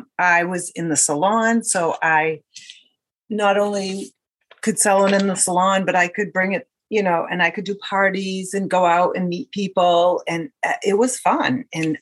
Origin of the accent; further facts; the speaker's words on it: Acushnet, Massachusetts, United States; I'm from Acushnet, Massachusetts, and I have three children